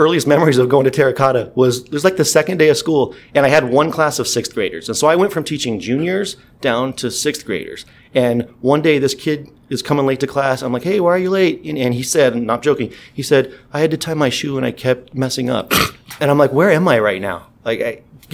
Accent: Lake Elsinore, California, United States; I grew up in Elsinore, like I said. So I graduated from Elsinore High School.

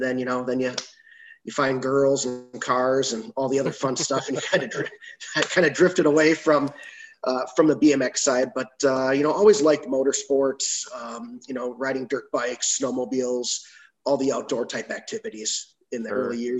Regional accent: Waukesha, Wisconsin, United States; I was back in Waukesha, Wisconsin is where I grew up. Lived there, you know, until I went off to college.

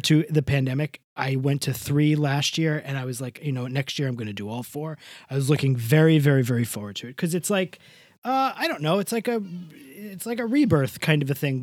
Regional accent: Rockaway Beach, New York, United States; my hometown, Rockaway Beach

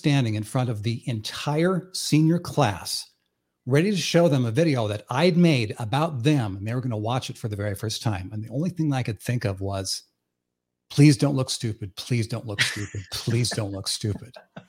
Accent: Iowa, United States; growing up in the town where I grew up in Northwest Iowa. It was a town of 1,000 people. Literally a zero stoplight town, and everyone there worshiped basketball.

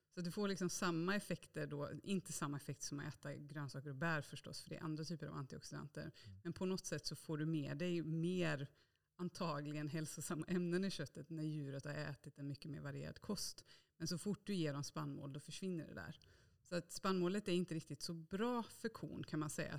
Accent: Bokenäs, Västra Götaland, Sweden; Jag är ju född och uppvuxen i Bokenäs i Bohuslän, så på landet.

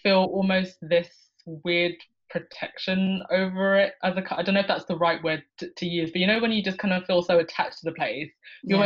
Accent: United Kingdom; also born or lived in Lusaka, Zambia; now in London, United Kingdom; I was born in Lusaka, Zambia. Zambia is in kind of southern central Africa. I moved to the United Kingdom when I was 2 years old

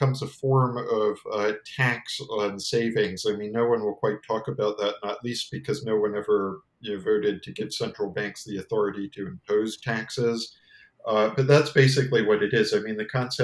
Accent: United States; as an American

